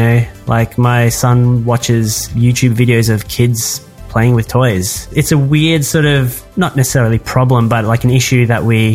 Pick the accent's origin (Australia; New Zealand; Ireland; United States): Australia